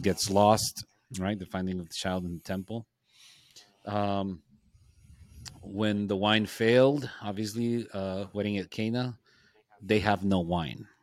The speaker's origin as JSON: {"language": "English", "town": "Nogales", "region": "Sonora", "country": "Mexico", "tie": "born or raised there", "said": "my hometown of Nogales"}